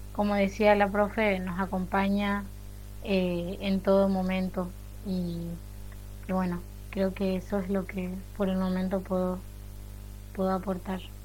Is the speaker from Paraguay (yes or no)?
yes; Paraguay; first language Guarani; Spanish is a second language; el guaraní sí es mi lengua materna, de hecho en mi casa se habla y se habló siempre